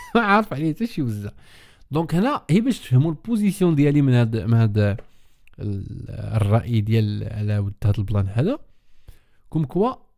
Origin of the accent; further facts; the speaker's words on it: Morocco; انا مغربي